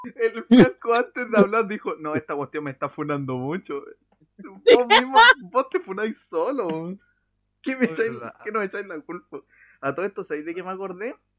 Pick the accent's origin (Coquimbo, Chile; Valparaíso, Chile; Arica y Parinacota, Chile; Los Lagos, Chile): Valparaíso, Chile; soy de Playa Ancha